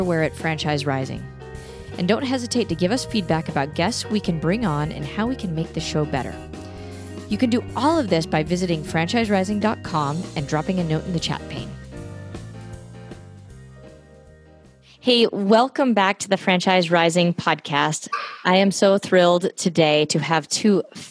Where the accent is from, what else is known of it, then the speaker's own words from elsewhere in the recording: Burlingame, California, United States; I was born in Burlingame